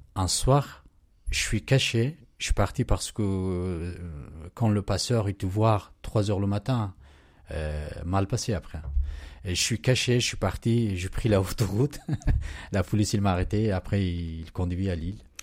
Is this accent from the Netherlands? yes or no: no; Pakistan; French is a second language; moved away as an adult; now in France; j'ai quitté mon Pakistan.